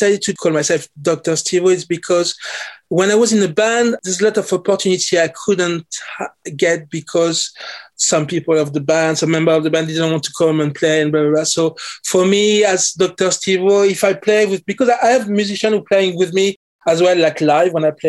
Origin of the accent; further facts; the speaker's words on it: Paris, Île-de-France, France; English is a second language; moved away as an adult; also born or lived in London, United Kingdom; now in Oxford, United Kingdom; I'm French Caribbean. So I grew up in Paris. I was born in Paris.